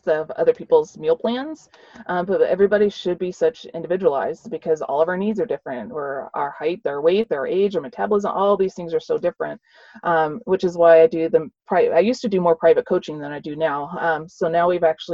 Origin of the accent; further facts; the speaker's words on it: the South, United States; I grew up in the South